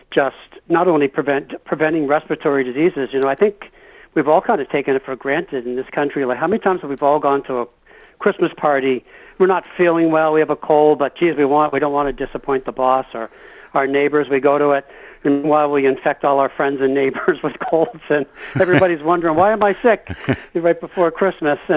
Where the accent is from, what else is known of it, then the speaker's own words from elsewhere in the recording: Massachusetts, United States; also born or lived in El Paso / Maine / New Hampshire / Newfoundland; before I was 12 years old, I lived, uh, and I was born in El Paso, lived in Maine, New Hampshire, twice in Newfoundland, Canada, and then we settled in Massachusetts.